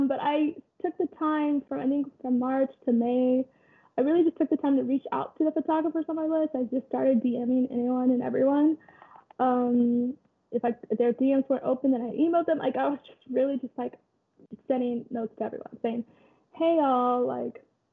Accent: Kansas, United States; moved away as an adult; also born or lived in Nairobi, Kenya / Oregon; I'm originally from Nairobi, Kenya. I grew up in Kansas, went to Oregon

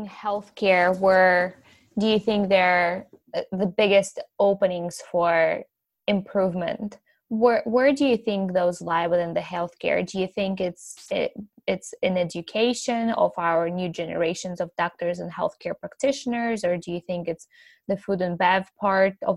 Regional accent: Ukraine; now in United States; I'm from Ukraine originally, and I've been in the country for many years now

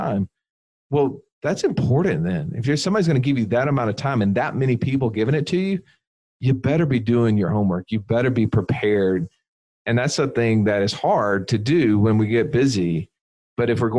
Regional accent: Alabama, United States; We're slow rednecks from Alabama

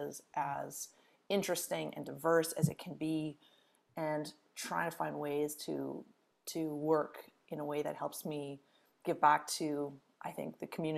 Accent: Edmonton, Alberta, Canada; moved away as an adult; also born or lived in British Columbia; now in Ontario, Canada; I'm originally from Edmonton, Alberta, spent a lot of time in Alberta and BC growing up, but moved to Ontario for school and stayed for, you know, gosh, now almost 20

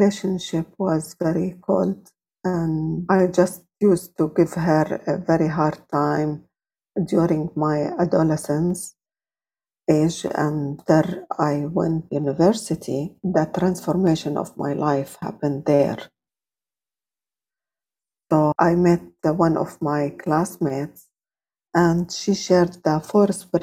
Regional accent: Jordan; I was born and grew up in Jordan

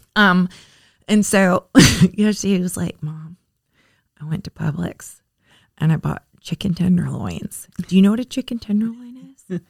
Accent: Florida, United States; also born or lived in Richmond; I'm from Florida

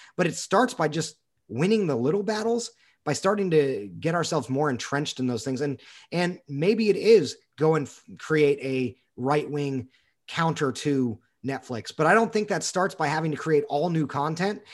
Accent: United States

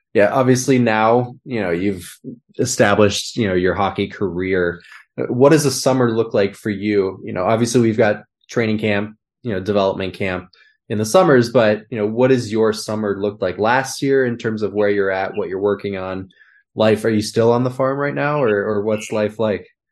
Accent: Minnesota, United States; moved away; I grew up in Minnesota

